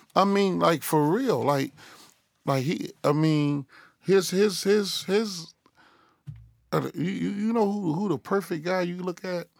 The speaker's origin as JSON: {"language": "English", "town": "Chicago", "region": "Illinois", "country": "United States", "said": "It's sixty-five twenty Southwood, man. Chicago, Illinois. West Inglewood, man. The, the, the greatest school ever lived."}